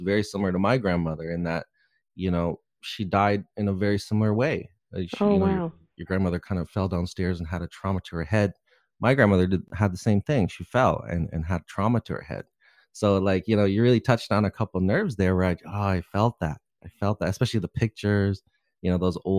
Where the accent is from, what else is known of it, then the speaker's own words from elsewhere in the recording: Canada; being Canadian